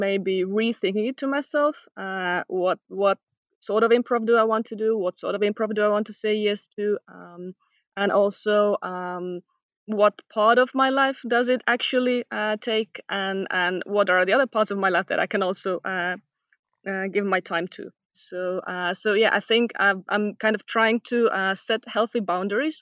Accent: Tallinn, Harju County, Estonia; I'm from Tallinn, Estonia, and I do improv.

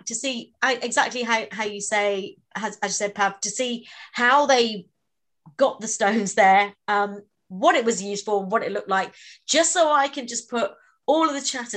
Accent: Warminster, South West England, United Kingdom; moved away; My hometown is not too far away. It's a place called Warminster

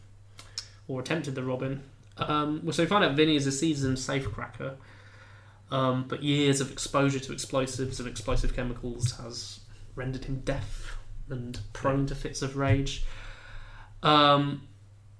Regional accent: Midlands, United Kingdom; I grew up in the Midlands

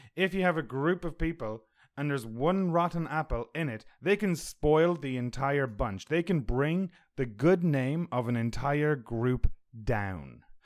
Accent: Ireland; now in Canada; I'm from Ireland.

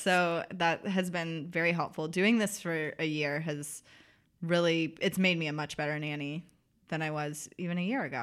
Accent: the South, United States; accent: Southern; I'm from the South, so people do Southern accents at me

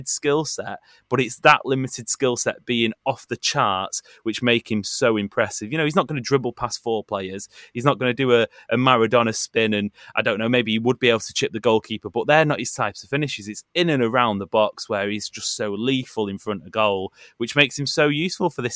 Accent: Stockport, North West England, United Kingdom; We're from Stockport

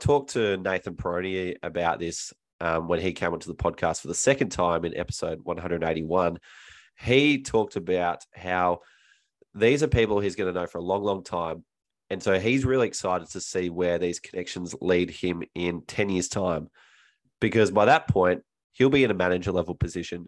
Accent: Melbourne, Victoria, Australia; my hometown as well, of Melbourne

